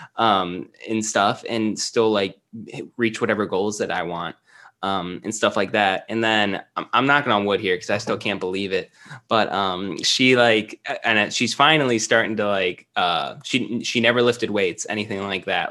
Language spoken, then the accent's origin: English; Cleveland, Ohio, United States; now in Columbus, United States; I've always been Ohio. I was closer to Cleveland, uh, growing up and stuff, but after college, I pretty much stayed in Columbus.